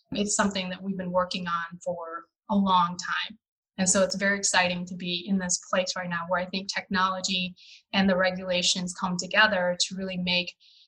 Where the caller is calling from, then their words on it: Illinois, United States; I am currently reporting out of a suburb of Chicago.